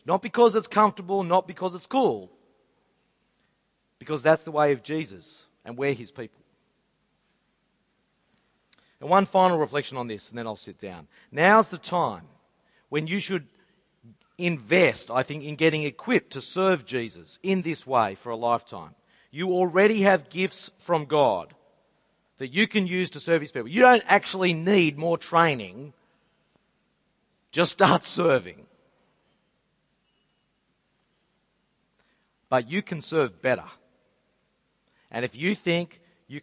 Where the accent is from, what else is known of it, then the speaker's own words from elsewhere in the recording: Sydney, New South Wales, Australia; I grew up in Mount Druitt